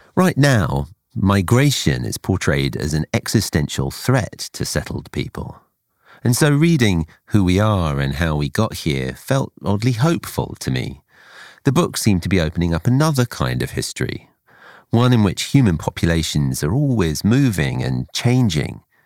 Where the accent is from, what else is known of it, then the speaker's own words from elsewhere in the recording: Essex, East of England, United Kingdom; I came to find myself a child in Essex rather than Kashmir